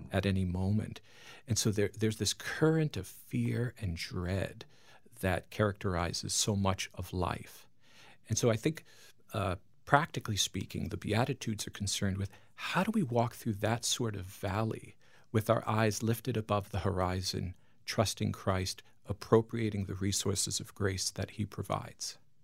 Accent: Long Island, New York, United States; moved away; I'm from Long Island, New York

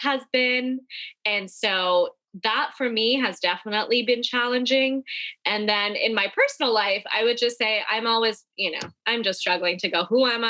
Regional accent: United States; I grew up in an Indian American community, and being Indian was what I was very attached

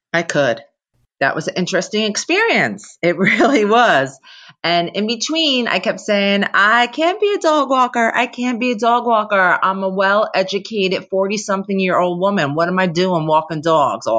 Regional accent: New Jersey, United States; I'm from New Jersey

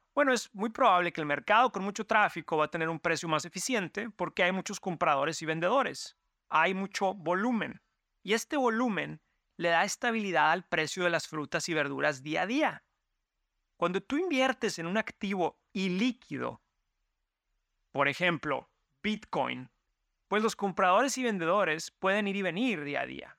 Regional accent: Mexico; now in New York, United States; mi familia que venimos de México

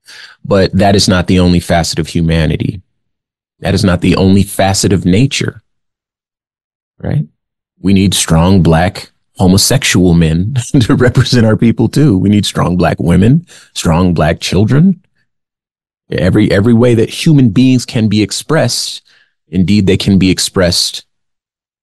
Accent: West Coast, United States; also born or lived in Arizona; I grew up in California and Arizona. We have a different sort of mentality on the West Coast

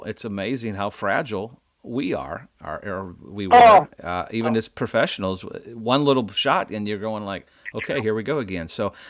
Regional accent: Mississippi, United States; at Annandale in my home state, in Madison, Mississippi.

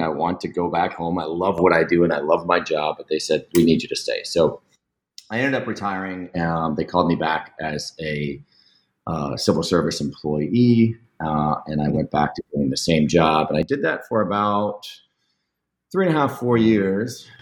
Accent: St. Petersburg, Florida, United States; I was born and raised in St. Pete, and I left here at the ripe age of 19 to join the army

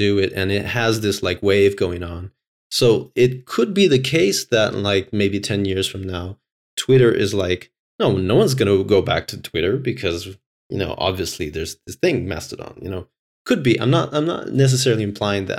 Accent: Brazil; now in Finland; I'm from Brazil

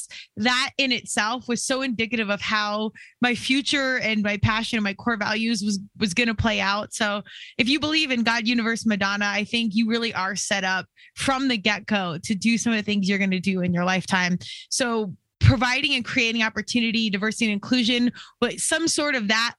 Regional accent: Colorado, United States; born out here in Colorado, born and raised. I'm definitely a Colorado kid at heart

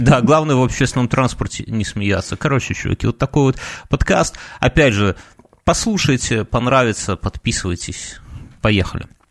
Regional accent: Belarus; мы из Беларуси

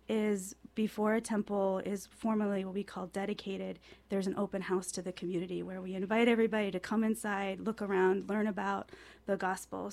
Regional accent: Chicago, Illinois, United States; moved away; when I was a kid, I grew up in Chicago

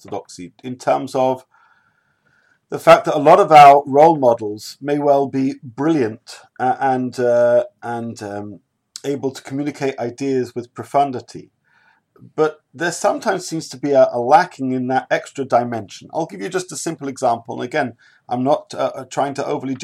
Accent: United Kingdom; I'm a British person

